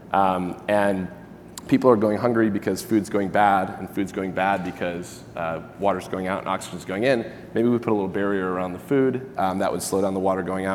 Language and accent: English; Michigan, United States; moved away as an adult; also born or lived in Santa Barbara; I grew up in Michigan, not super high in fruits and veg